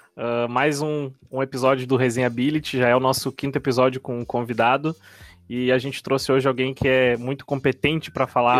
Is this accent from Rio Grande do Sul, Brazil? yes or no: yes; Rio Grande do Sul, Brazil; now in Florianópolis, Brazil; Rio Grande do Sul, por exemplo, que é da onde eu sou, mas eu tô morando em Floripa.